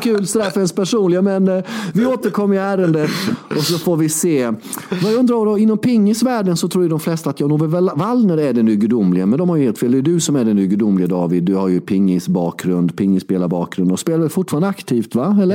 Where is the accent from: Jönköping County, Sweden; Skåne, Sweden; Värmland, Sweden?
Jönköping County, Sweden; Värnamo; det var Värnamo där jag kommer ifrån, i Småland, uppvuxen